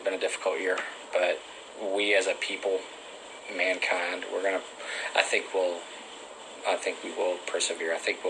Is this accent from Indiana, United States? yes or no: no; Robinson, Texas, United States; I grew up in Robinson.